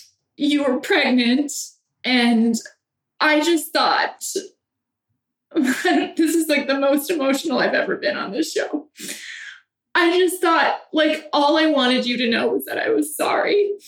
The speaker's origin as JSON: {"language": "English", "country": "Ireland", "said": "Well, I'm Irish, so I still have a little resentment."}